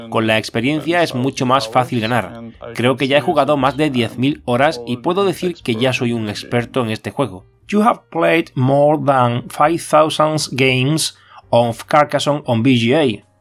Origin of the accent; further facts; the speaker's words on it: Kyiv, Ukraine; moved away as an adult; now in Montreal, Canada; Vengo de Kiev y toda mi vida he vivido allí. Actualmente resido con mi familia en Canadá, en Montreal.